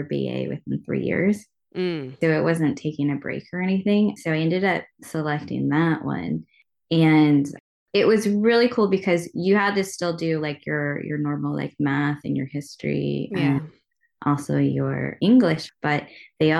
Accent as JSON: {"language": "English", "town": "Loomis", "region": "California", "country": "United States", "tie": "born or raised there", "also_born_or_lived": "San Francisco", "said": "I grew up in Loomis, California"}